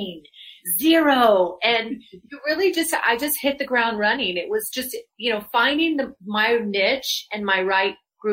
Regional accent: Louisville, Colorado, United States; moved away as an adult; also born or lived in Los Angeles, California; I'm a native. I grew up in Louisville

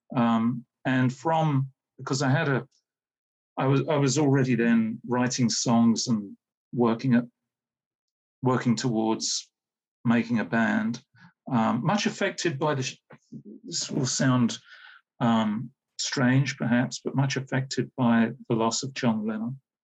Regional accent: Hayes, London, United Kingdom; I grew up in Hayes, Middlesex

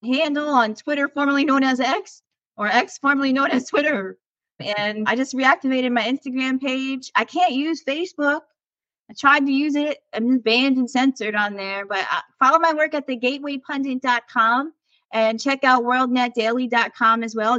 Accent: New York City, New York, United States; moved away; my hometown in New York City

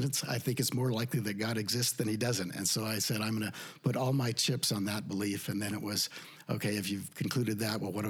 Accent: Idaho, United States; moved away; I was raised in Idaho

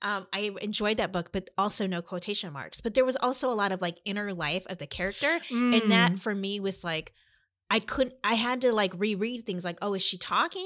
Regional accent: Ames, Iowa, United States; growing up in Ames

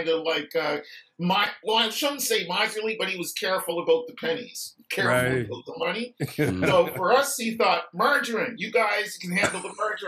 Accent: Halifax, Nova Scotia, Canada; also born or lived in Windsor, Nova Scotia; I was born in Windsor. I didn't grow up there, I grew up in Halifax

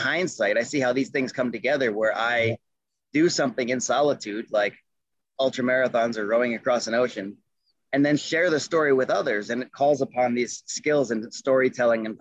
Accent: Adirondack Mountains, upstate New York, United States; moved away as an adult; also born or lived in Duino, Italy; now in Nederland, Colorado, United States; I was born just outside of New York City, but I didn't have any meaningful experiences there as a kid. We moved when I was about 2 years old to the Adirondack Mountains. That's in upstate New York.

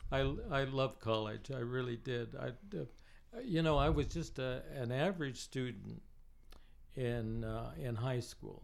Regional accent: inland Southern California, United States; also born or lived in Los Angeles, California; I grew up, though, in the hinterland, inland, where what was once known as the Virginia Dare Winery, the largest

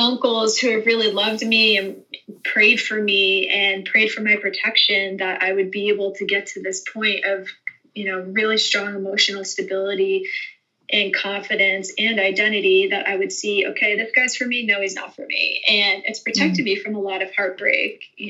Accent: Northeast, United States; moved away as an adult; you know, I'm from the Northeast, so culture is totally different up there when it comes to marriage and relationships than it would be in Texas, which was kind of a culture shock for me when I first moved down here.

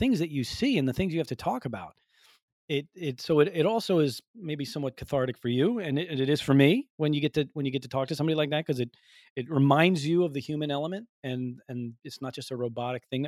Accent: Northeast, United States; I'm from the Northeast.

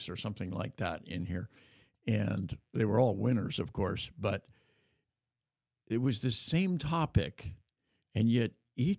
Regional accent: Davis, California, United States; When I was growing up in Davis, we didn't have a Catholic school

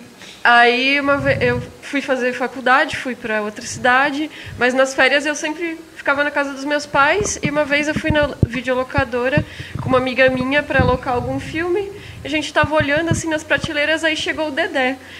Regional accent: Blumenau, Santa Catarina, Brazil; minha cidade está passando no filme

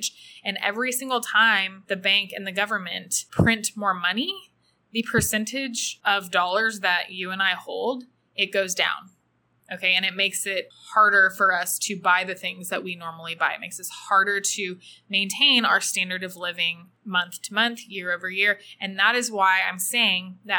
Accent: United States; now in El Salvador; as an American and a U.S. citizen

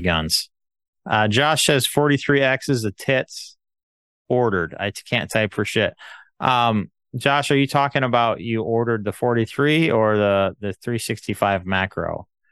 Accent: United States; I'm an American

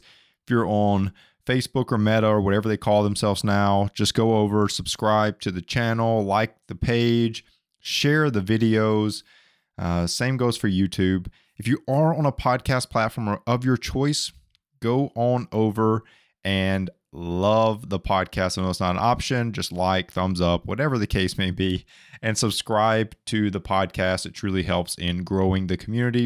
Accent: Alabama, United States; moved away; I'm from Alabama originally

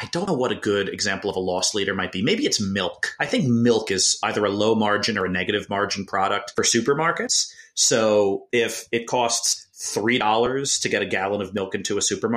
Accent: New Jersey, United States; growing up, my family shopped at ShopRite and Pathmark because I'm from New Jersey

